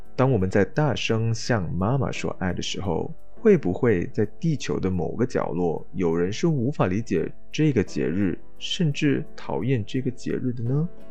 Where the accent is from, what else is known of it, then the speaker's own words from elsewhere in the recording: Malaysia; 跟我一样是在马来西亚长大